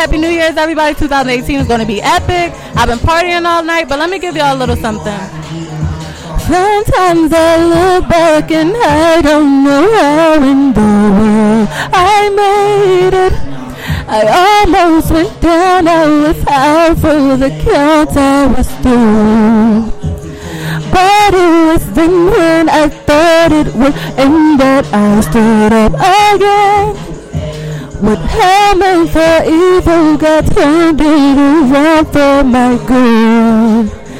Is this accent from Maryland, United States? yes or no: no; Philadelphia, Pennsylvania, United States; Anywhere I go, they always like, where are you from? When I tell them Philadelphia, they are like, wow.